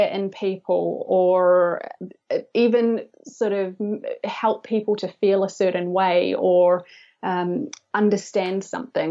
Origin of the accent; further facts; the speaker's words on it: New Zealand; I'm from New Zealand.